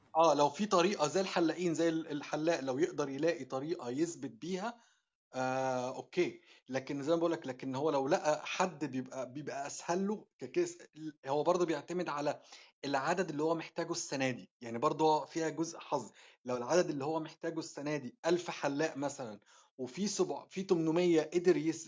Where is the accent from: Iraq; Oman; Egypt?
Egypt; now in Australia; عندنا في مصر